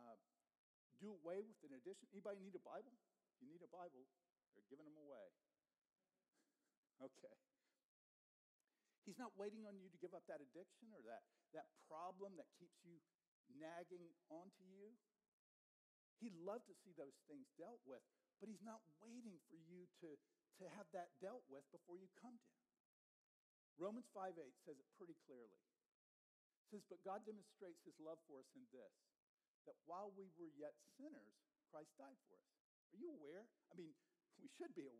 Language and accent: English; the South, United States; I grew up in the South, and so I got saved in the South.